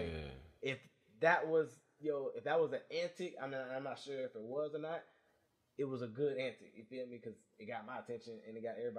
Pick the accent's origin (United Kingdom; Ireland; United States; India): United States; Augusta, Georgia; I'm from Augusta, not Atlanta.